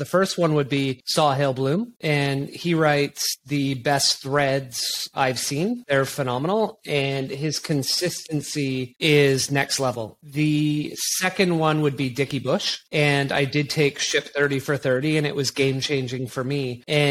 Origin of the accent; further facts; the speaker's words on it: British Columbia, Canada; born there; also born or lived in Quebec / Bermuda / Toronto / Saskatchewan; So I was born in just outside of Vancouver, and then we lived 5 years in Quebec, which is on the other side of Canada.